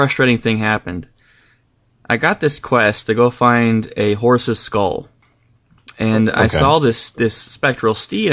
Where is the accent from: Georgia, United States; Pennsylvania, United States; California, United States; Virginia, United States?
California, United States; I'm from California